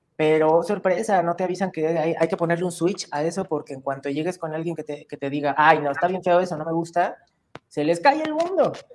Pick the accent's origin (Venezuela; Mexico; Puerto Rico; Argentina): Mexico; ¿De dónde vienes? Le digo, de México.